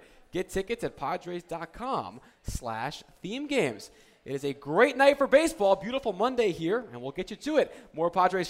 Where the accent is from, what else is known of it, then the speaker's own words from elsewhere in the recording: New Jersey, United States; growing up in New Jersey, seeing a lot of Yankee Red Sox games